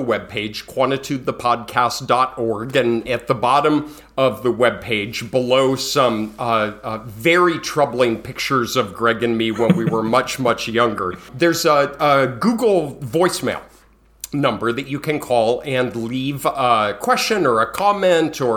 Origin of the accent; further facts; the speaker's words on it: Colorado, United States; I'm from Colorado